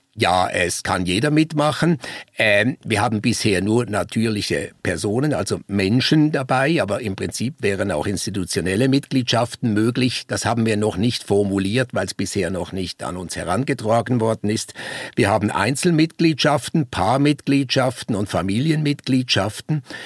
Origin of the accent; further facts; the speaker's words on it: Basel, Basel-Stadt, Switzerland; moved away as an adult; also born or lived in Konstanz; Ich bin ursprünglich Schweizer. Ich nehme an, das hört man noch. Ich komme aus Basel und ich bin sehr stark geprägt worden, schon als Kind äh, durch den Basler Zoologischen Garten